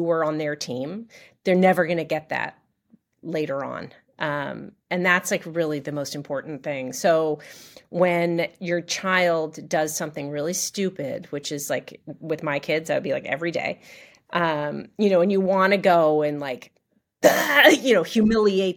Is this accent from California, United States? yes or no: yes; Los Angeles, California, United States; moved away as an adult; also born or lived in Durham, North Carolina / New York; I grew up in Los Angeles.